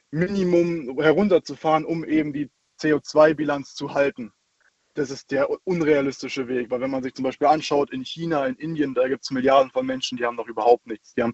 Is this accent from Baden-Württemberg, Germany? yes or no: yes; Ulm, Baden-Württemberg, Germany; ich komme aus Ulm.